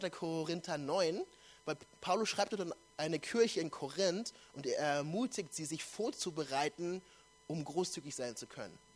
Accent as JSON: {"language": "German", "town": "Nuremberg", "region": "Bavaria", "country": "Germany", "tie": "born or raised there", "said": "ich komme ja ursprünglich aus Nürnberg, bin da geboren und aufgewachsen."}